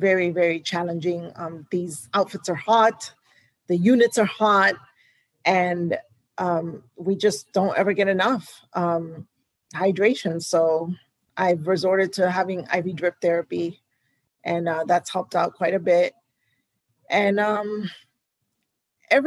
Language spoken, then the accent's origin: English; Houston, Texas, United States; also born or lived in New York; Houston is my hometown.